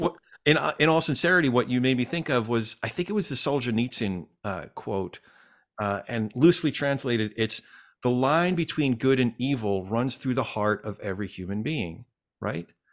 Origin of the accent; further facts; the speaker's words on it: New Jersey, United States; I grew up in Central Jersey